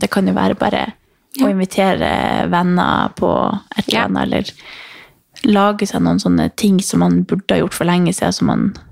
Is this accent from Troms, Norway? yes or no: yes; Harstad, Troms, Norway; moved away; hjemme i Harstad